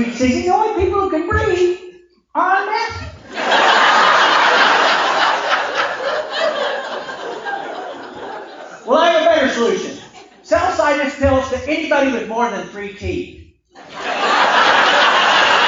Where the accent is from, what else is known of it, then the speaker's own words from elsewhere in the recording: Oklahoma, United States; I told him Oklahoma